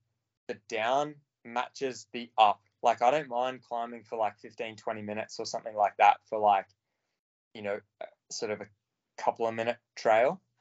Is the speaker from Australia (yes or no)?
yes; Australia; moved away; as an Aussie